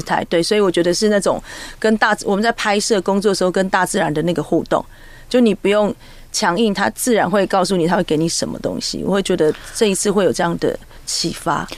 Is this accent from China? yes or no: no; Taiwan; 我们在千年以前，我，我，我们泰雅族是在南投